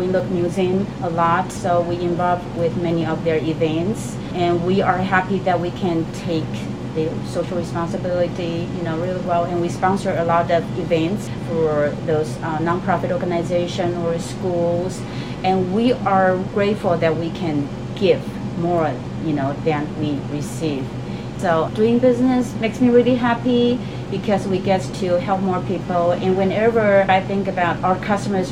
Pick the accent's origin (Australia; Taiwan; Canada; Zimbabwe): Taiwan; now in Seattle, United States; I grew up in Taiwan